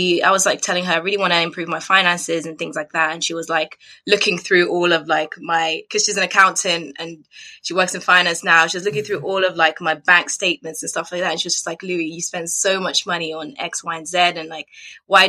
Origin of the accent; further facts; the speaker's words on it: Cambridgeshire, East of England, United Kingdom; also born or lived in Zambia; I'm originally from Zambia, so I was born there, and then we moved to the UK when I was fairly young. So I kind of grew up in Cambridgeshire, and I've lived there quite a long time.